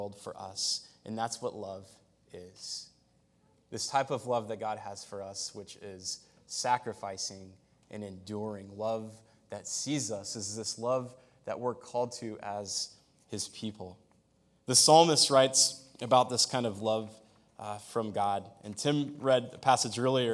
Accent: United States; I'm an American.

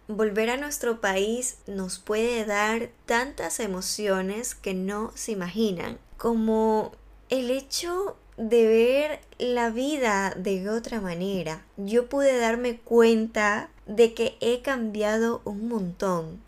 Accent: Ecuador; moved away as an adult; now in Spain; La primera vez que volví a mi país de origen, después de haber emigrado a España

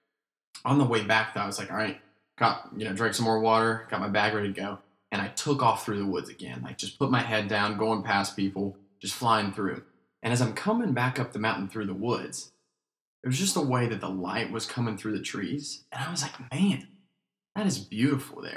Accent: Asheville, North Carolina, United States; moved away; So we grew up in Asheville, North Carolina

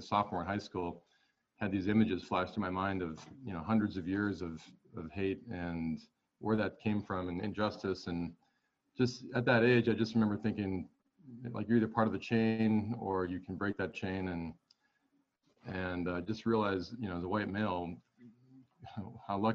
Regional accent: Montana, United States; also born or lived in Los Angeles; I grew up in Montana and I'm here again. I took a little stint in Los Angeles for about 9 years.

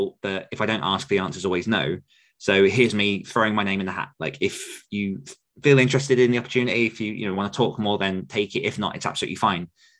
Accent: United Kingdom; me being British

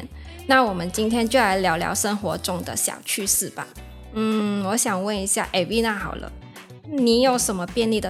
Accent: Malaysia; now in Taiwan; 那我是来自马来西亚的，那目前呢是南台的研究生，

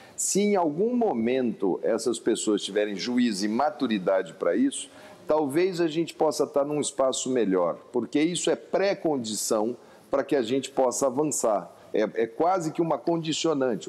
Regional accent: Centre-West, Brazil; Eu sou aqui do Centro-Oeste

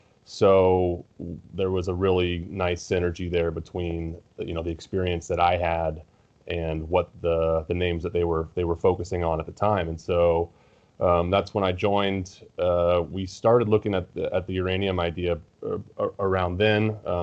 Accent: California, United States; Yeah, I grew up in California, went to USC.

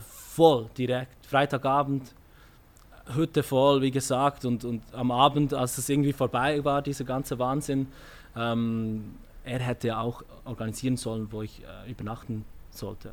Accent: Switzerland; geboren in der Schweiz

